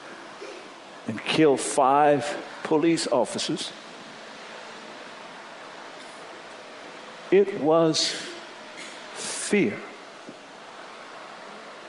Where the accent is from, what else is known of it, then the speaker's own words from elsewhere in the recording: Louisiana, United States; I grew up in Louisiana